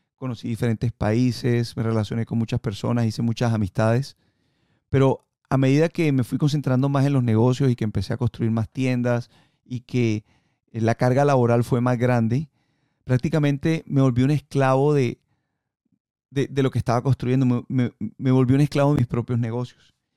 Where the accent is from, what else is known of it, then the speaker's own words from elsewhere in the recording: Colombia; moved away; yo nací en Colombia y ahí en, en, Colombia fue donde aprendí a surfear